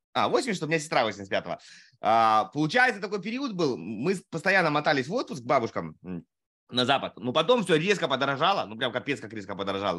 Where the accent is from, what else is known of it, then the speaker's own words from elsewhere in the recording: Primorsky Krai, Russia; moved away as an adult; also born or lived in Saratov / Amur Oblast; я не родился на Дальнем Востоке, но с учетом того, что я переехал туда в 5 месяцев